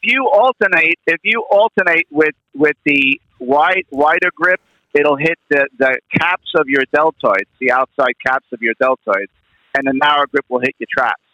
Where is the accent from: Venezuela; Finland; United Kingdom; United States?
United States; New York; I'm New York. I'm from New York